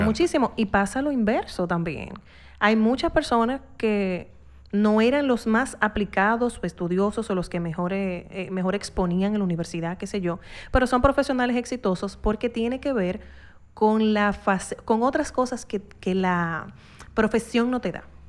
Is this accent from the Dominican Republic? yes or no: yes; Dominican Republic; uno como dominicano